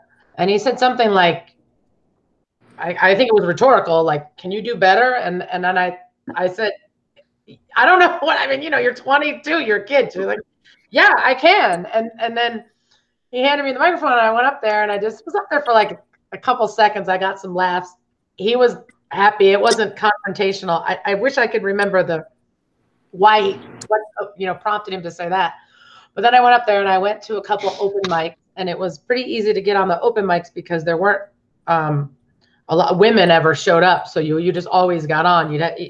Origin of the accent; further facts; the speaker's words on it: Cleveland, Ohio, United States; I'm from Cleveland, Ohio.